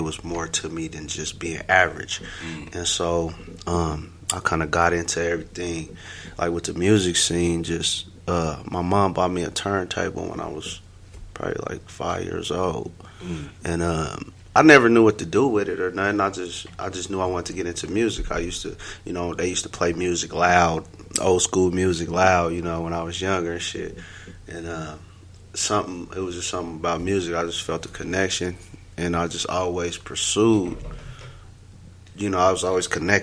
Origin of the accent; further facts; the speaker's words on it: Denver, Colorado, United States; I'm from Denver, Colorado, specifically Montbello.